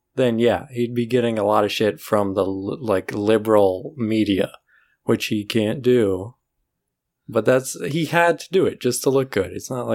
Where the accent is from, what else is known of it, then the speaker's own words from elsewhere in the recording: Florida, United States; moved away as an adult; now in Los Angeles, United States; we're from Florida